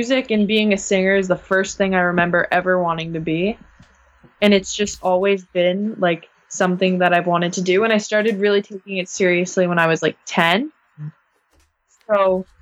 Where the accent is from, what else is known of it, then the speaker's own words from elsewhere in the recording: Guelph, Ontario, Canada; I'm from this place that nobody knows in Canada called Guelph